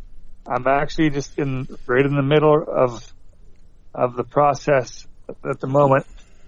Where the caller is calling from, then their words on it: Canada; from Canada.